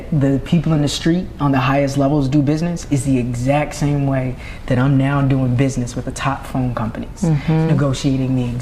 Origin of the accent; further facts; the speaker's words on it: Norfolk, Virginia, United States; moved away; also born or lived in Atlanta; I'm from Norfolk, Virginia